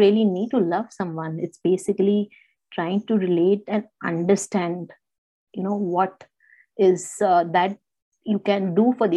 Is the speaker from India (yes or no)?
yes; India; moved away; I am basically from India and my parents are kind of there